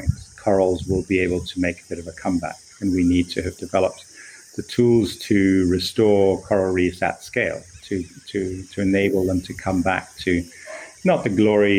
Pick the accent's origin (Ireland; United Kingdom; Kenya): Kenya; as a Kenyan, I went into ocean science of coral reefs